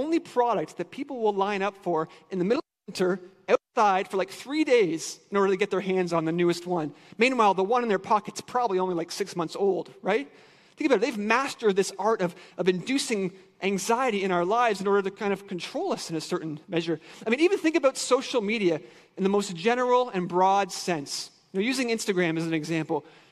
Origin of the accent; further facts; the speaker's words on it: Ontario, Canada; moved away as an adult; now in Michigan, United States; I'm Canadian